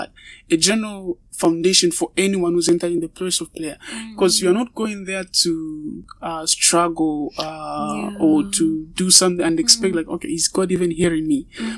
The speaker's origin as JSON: {"language": "English", "country": "Zambia", "moved": "as an adult", "lives_now": "Russia", "said": "I'm from Zambia and I'm a medical student here in Russia"}